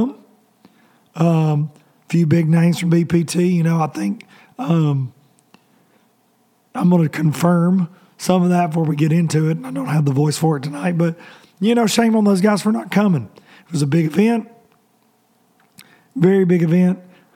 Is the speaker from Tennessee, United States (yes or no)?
yes; Tennessee, United States; I'm a redneck from Tennessee